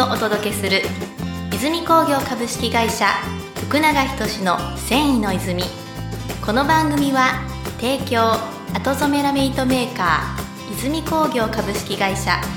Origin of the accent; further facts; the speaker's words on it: Okayama, Japan; 僕もまあ岡山に生まれました